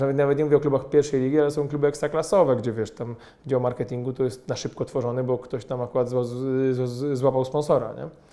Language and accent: Polish; Poland; my pochodzimy z małego miasta